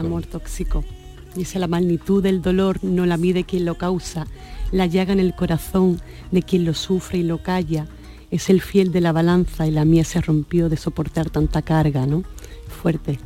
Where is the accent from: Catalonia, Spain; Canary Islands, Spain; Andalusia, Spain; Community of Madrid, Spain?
Andalusia, Spain; Sanlúcar; la peña flamenca de, mi tierra, en la, en la peña Puerto Lucero